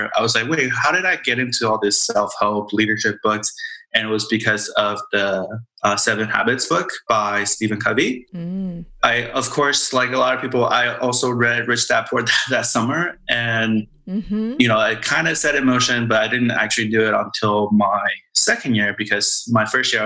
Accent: Taiwan; moved away; we grew up in Taiwan.

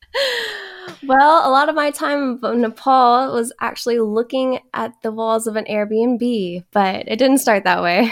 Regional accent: Texas, United States; also born or lived in Louisiana; now in California, United States; raised in Texas. I'm a Southern girl

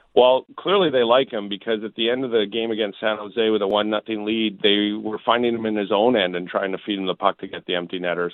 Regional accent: Southern Alberta, Canada; now in Winnipeg, Canada; I'm from Southern Alberta

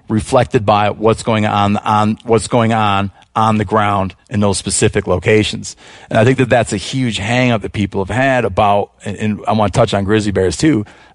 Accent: Michigan, United States; They're not doing fantastic in the southern portion of my home state of Michigan, which is absent of them.

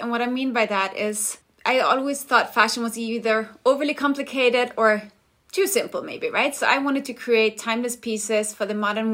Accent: Denmark; moved away as an adult; now in Los Angeles, United States; I'm from Denmark, but have been living in LA for the past 15 years

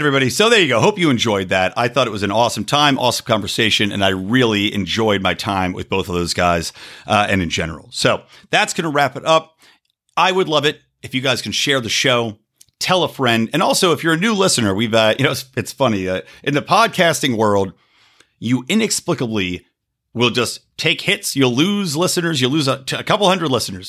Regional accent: United States; I'm an American.

